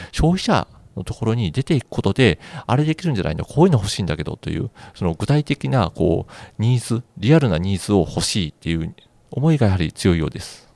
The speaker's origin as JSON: {"language": "Japanese", "town": "Higashiosaka", "region": "Osaka", "country": "Japan", "tie": "born or raised there", "said": "出身が東大阪なので、はいはい、どちらかというとこう、家の周りに工場があるのが当たり前"}